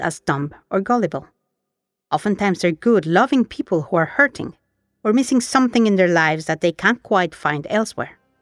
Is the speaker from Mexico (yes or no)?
yes; Mexico; I was raised in Mexico in a high control Catholic group